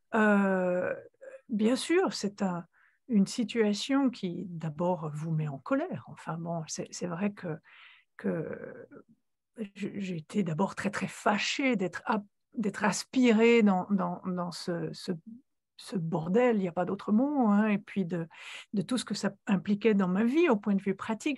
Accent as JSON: {"language": "French", "country": "Switzerland", "moved": "as an adult", "said": "j'ai quitté la Suisse à l'âge de 26 ans"}